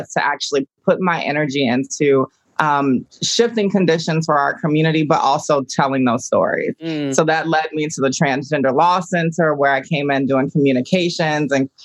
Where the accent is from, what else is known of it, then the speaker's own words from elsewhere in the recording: Augusta, Georgia, United States; I grew up in Augusta, Georgia.